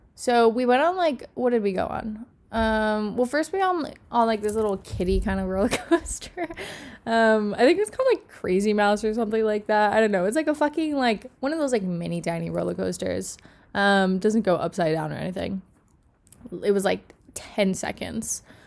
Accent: Miami, Florida, United States; moved away as an adult; I have lived in Miami my whole life. I'm from Miami

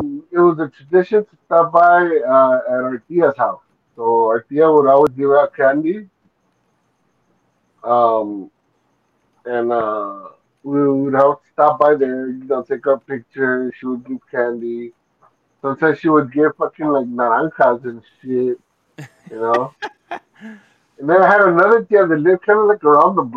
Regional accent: Los Angeles, California, United States; live in Boyle Heights, the east side of Boyle Heights, more towards like General Hospital

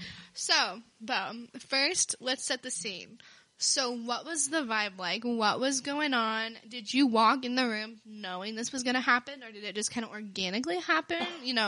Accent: Bondurant, Iowa, United States; I'm from Bondurant.

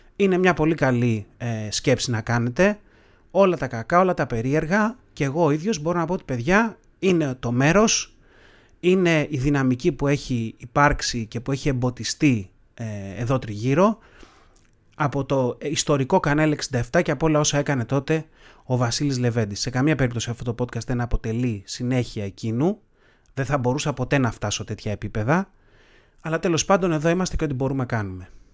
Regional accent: Greece; σαν έθνος, σαν Έλληνες ας πούμε, έχουμε κάποια επώνυμα

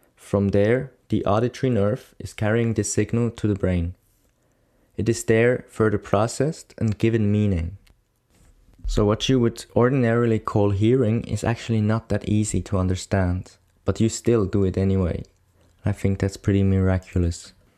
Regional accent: Bern, Switzerland; I'm coming from Switzerland, more specifically Bern, which is the capital city of Switzerland.

